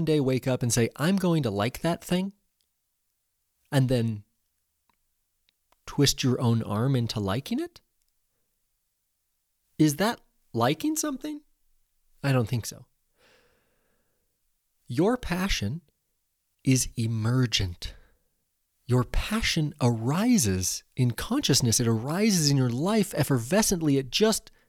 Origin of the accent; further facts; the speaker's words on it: Central Oregon, United States; growing up in Central Oregon